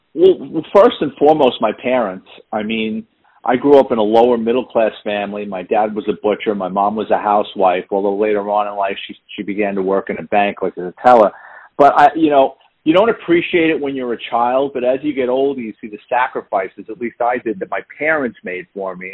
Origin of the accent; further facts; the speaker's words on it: New York City, New York, United States; moved away as an adult; now in Florida, United States; I'm born and raised in the Bronx